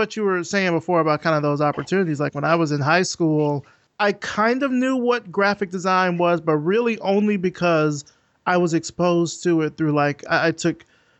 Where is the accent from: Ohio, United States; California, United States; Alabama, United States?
Alabama, United States; Selma; I'm from a small southern town too. I'm from Selma, Alabama